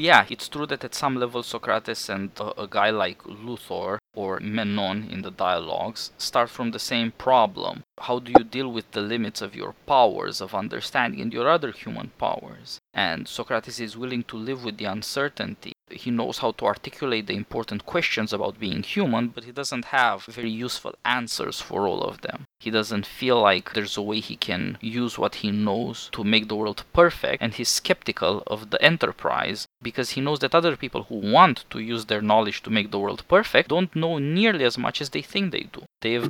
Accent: Kansas, United States; I grew up in Kansas, I'm as American as all

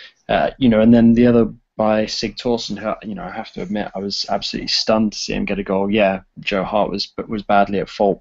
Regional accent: England, United Kingdom; being English

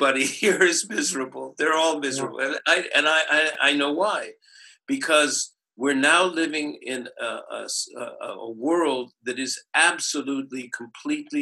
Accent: Santa Barbara, California, United States; my hometown is Santa Barbara in California

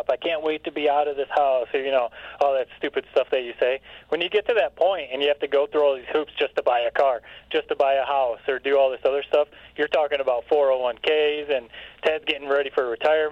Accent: Owosso, Michigan, United States; moved away; also born or lived in Corona; I grew up in Owosso, where, like, everyone has space.

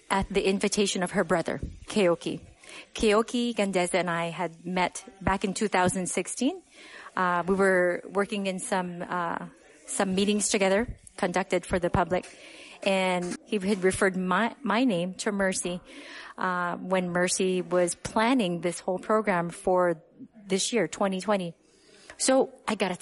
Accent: Honolulu, Hawaii, United States; Yes, I was born and raised in Honolulu on the island of Oahu.

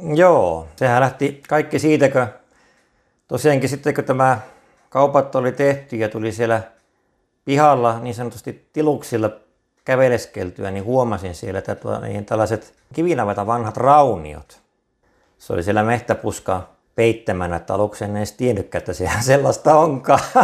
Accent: Kokkola, Central Ostrobothnia, Finland; moved away as an adult; now in Lehtimäki, Finland; Mä oon Kokkolasta, ihan syntyperäinen kokkolalainen

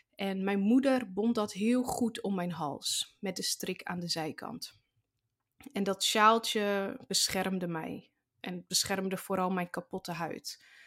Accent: Zaanstreek, North Holland, Netherlands; ik zit in groep 5 van de basisschool bij juf Marjan in de klas in de Zaanstreek, waar ik geboren ben

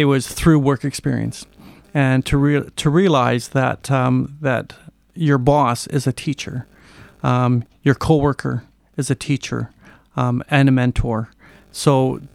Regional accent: Port Hardy, British Columbia, Canada; I grew up in Port Hardy and then I graduated there and then taught there for 14 years

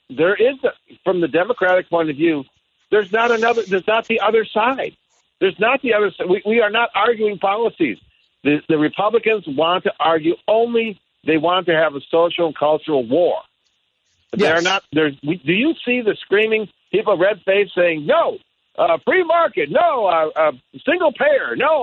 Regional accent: Michigan, United States; also born or lived in Washington State; now in Washington, United States; I was born and raised in Michigan

